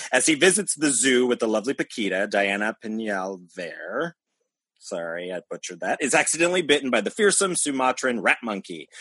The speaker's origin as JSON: {"language": "English", "country": "United States", "tie": "born or raised there", "said": "I grew up in America"}